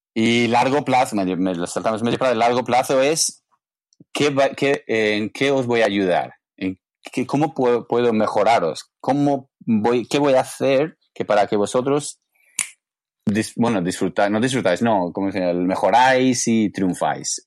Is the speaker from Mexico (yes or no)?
no; England, United Kingdom; Spanish is a second language; moved away as an adult; now in Barcelona, Spain; yo vengo de Inglaterra